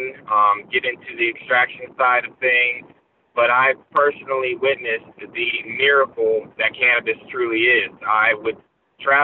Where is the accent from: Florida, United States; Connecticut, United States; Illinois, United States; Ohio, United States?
Florida, United States; Gainesville; I'm born and raised in Gainesville, lived here my whole life